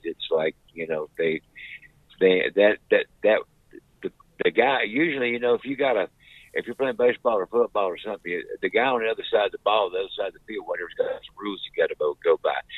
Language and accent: English; Wilmington, North Carolina, United States; born or raised there